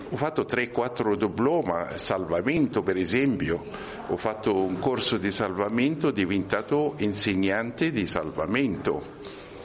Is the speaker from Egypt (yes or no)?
yes; Egypt; Italian is a second language; moved away as an adult; now in Rome, Italy; Io ho origine egiziano, studiato in Egitto, laureato in ingegneria, ingegnere electric power e sono venuto qui con un contratto con eh, una ditta in Sicilia, lavorato tre anni, poi sono venuto a Roma.